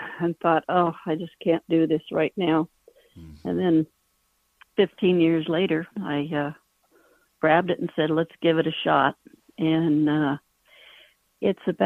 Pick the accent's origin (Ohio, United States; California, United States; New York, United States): California, United States; Ontario; I grew up in Ontario, California.